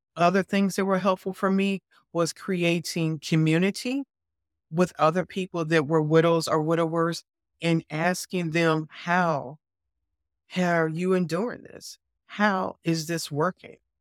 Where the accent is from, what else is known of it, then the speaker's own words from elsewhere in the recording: Chicago, Illinois, United States; moved away as an adult; growing up in Chicago